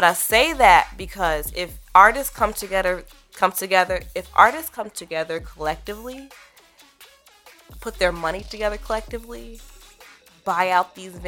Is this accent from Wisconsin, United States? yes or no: yes; Madison, Wisconsin, United States; I'm from Madison, Wisconsin, some prairies where I grew up